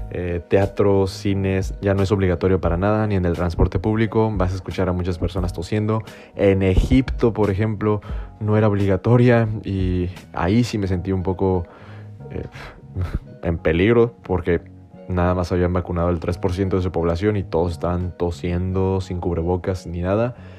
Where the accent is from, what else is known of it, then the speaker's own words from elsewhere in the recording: Mexico; los que venimos de México